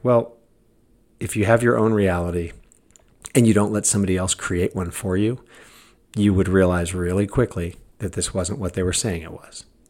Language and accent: English; United States; I'm American.